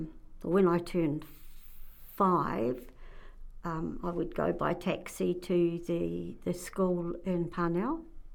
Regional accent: Wellington, New Zealand; born there; I was born in Wellington in April 48.

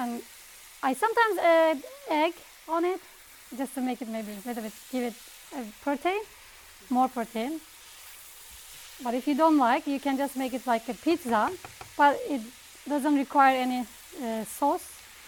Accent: Istanbul, Turkey; English is a second language

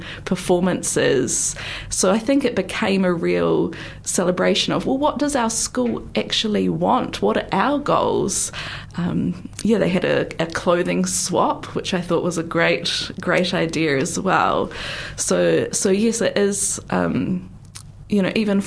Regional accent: North Island, New Zealand; now in Otago, New Zealand; I'm much more from the North Island

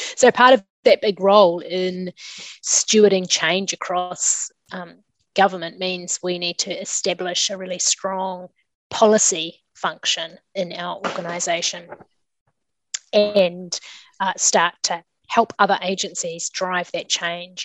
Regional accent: Kapiti Coast, Wellington, New Zealand; now in Wellington, New Zealand; I grew up on the Kapiti Coast and studied uh, here in Wellington

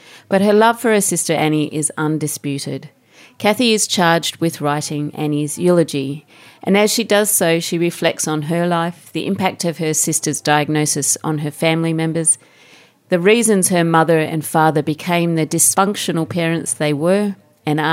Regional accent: Australia; I'm an Australian too

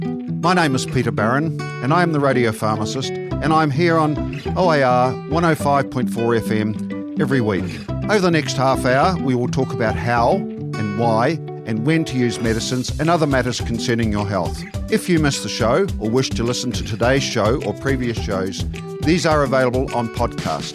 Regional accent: Southland, New Zealand; also born or lived in Tokomaru Bay, Tairawhiti; now in Dunedin, New Zealand; I came from Southland, and I was certainly monocultural and monolingual

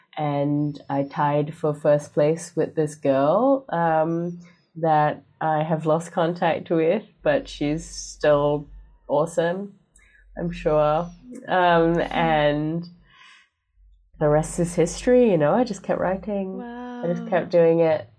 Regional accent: Singapore; moved away as an adult; now in Hawea, New Zealand; I am Singaporean

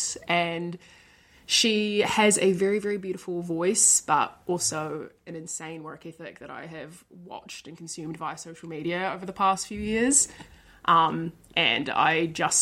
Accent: Dunedin, Otago, New Zealand; I come from Dunedin. I've grown up here and been here my whole life.

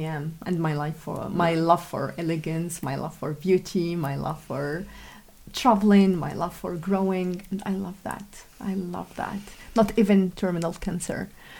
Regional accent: Algeria; I came from Algeria and you embraced me and my family and you flooded us with love and acceptance.

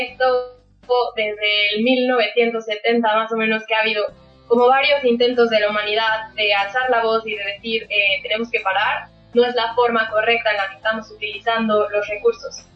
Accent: Mexico; moved away as an adult; now in New Zealand; soy mexicana

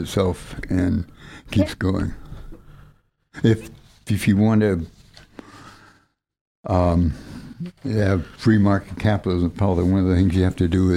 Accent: United States; now in New Zealand; I was born in the United States

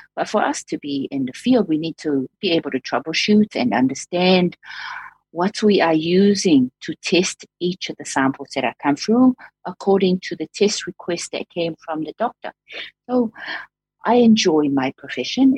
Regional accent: Samoa; moved away as an adult; also born or lived in Dunedin, New Zealand; now in New Zealand; I came through from Samoa.

